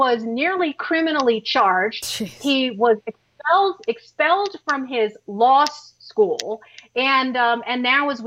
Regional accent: United States; I was born here. I was raised here

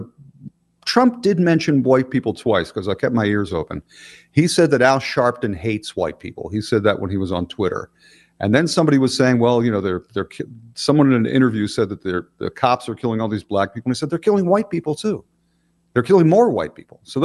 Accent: Philadelphia, Pennsylvania, United States; I'm from Philly too

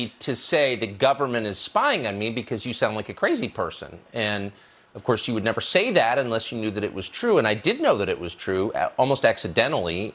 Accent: United States; I'm a 52 year old American citizen

